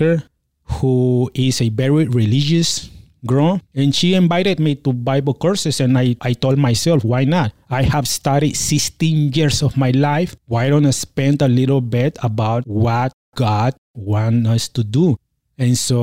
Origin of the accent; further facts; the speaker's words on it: Mexico; also born or lived in California; now in Austin, United States; my hometown in Mexico